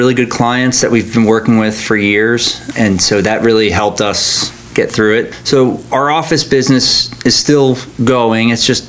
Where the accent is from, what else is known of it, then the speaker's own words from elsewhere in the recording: Huntington, New York, United States; moved away as an adult; now in Annapolis, United States; So I'm originally from New York. I grew up on Long Island